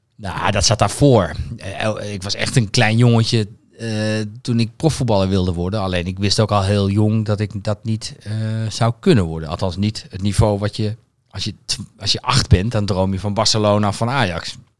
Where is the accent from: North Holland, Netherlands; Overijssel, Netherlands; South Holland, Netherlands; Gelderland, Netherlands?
Overijssel, Netherlands; Twente; een, een Twents gezin